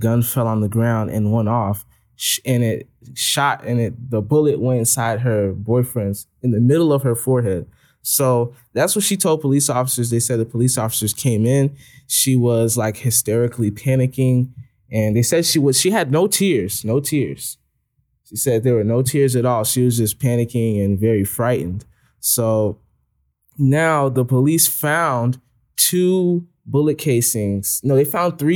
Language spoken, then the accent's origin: English; Chicago, Illinois, United States; in Chicago